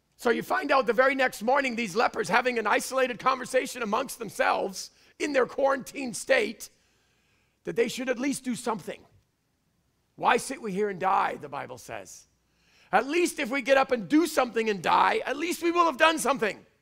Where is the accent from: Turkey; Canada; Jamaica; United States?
Canada; I'm Canadian.